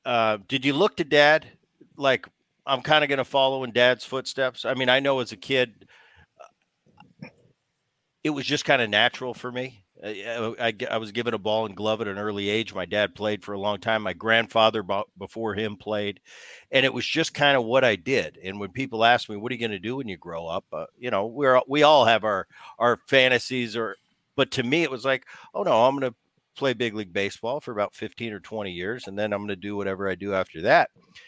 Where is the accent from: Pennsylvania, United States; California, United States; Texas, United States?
Pennsylvania, United States; Philadelphia; I remember, Gavin, I grew up in Philadelphia. My dad was playing for the Phillies all throughout the 70s. And so I was a Philly kid.